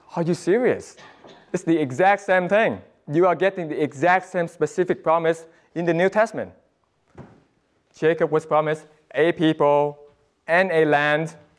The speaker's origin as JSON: {"language": "English", "country": "Vietnam", "moved": "yes", "said": "my home country, Vietnam"}